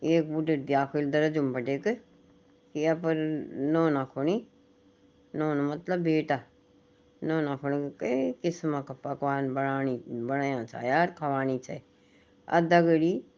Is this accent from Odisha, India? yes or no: no; Pahari, Uttarakhand, India; हम तो पहाड़ी लोग